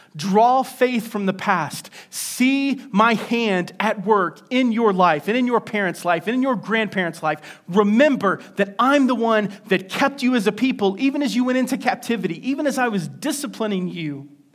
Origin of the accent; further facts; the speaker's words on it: West Virginia, United States; a place in my home state called Seneca Rocks.